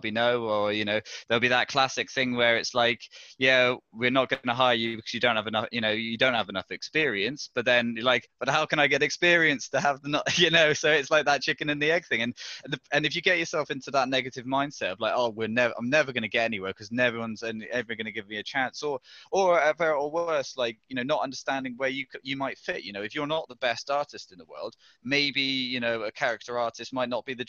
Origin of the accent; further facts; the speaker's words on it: Devon, South West England, United Kingdom; moved away as an adult; now in Wales, United Kingdom; I'm actually English, I'm an import. I came up from Devon for uni